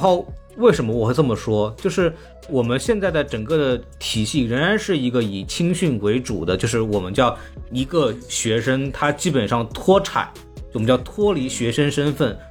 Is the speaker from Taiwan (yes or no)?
no; China; 我们中国人